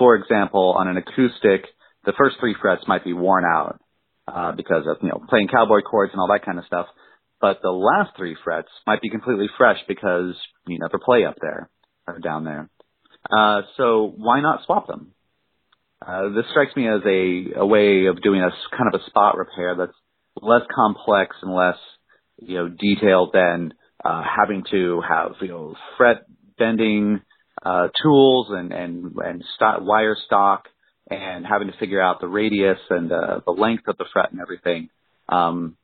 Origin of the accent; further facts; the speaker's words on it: Idaho, United States; now in Philadelphia, United States; I'm from Idaho, too